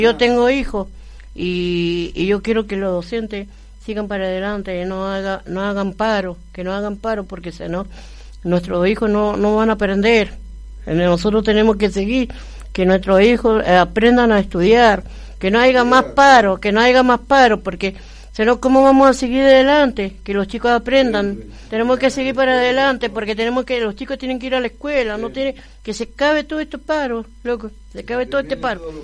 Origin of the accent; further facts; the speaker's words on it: Argentina; mi pueblo es Argentina pero yo mi pueblo es eh, allá donde nació mi familia, en Oruro